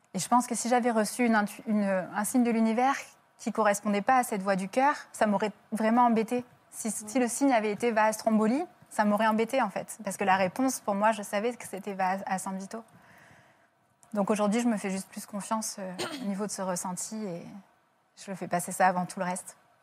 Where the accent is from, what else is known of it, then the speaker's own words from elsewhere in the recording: France; je suis française